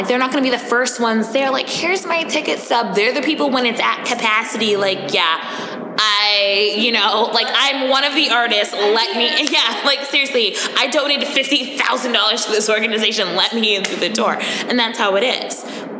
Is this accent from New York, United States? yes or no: yes; New York, United States; accent: Long Island; When I drink, my Long Island accent comes out all the time.